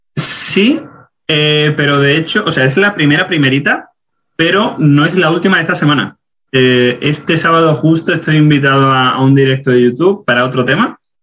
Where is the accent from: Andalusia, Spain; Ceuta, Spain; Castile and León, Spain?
Ceuta, Spain; moved away as an adult; also born or lived in Granada / Germany; now in United States; soy de Ceuta